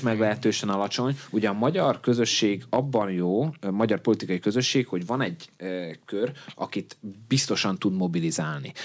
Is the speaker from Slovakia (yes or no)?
yes; Upper Hungary, Felvidék, Slovakia; felvidéki magyarként